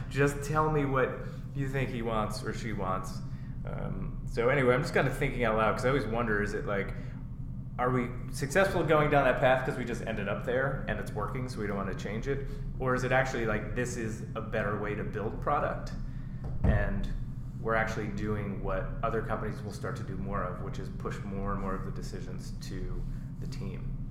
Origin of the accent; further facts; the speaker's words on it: East Coast, United States; moved away; I grew up on the East Coast